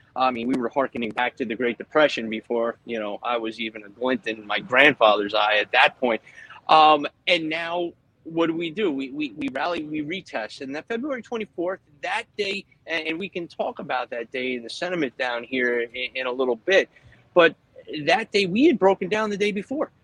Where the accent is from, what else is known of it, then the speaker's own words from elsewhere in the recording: Philadelphia, Pennsylvania, United States; moved away as an adult; now in New Jersey, United States; when I grew up in Philadelphia